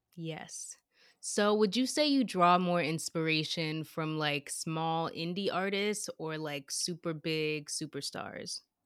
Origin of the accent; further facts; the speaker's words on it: United States; growing up in America